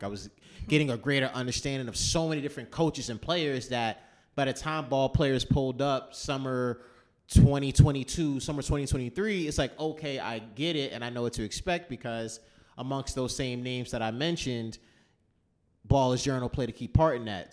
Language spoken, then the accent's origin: English; New York City, New York, United States; I'm from New York, especially New York City